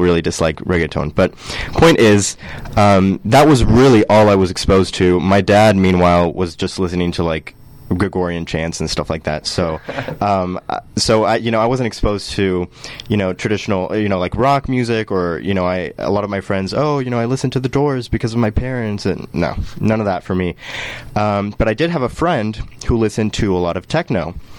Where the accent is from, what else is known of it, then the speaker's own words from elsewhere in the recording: Colombia; moved away; I'm from Colombia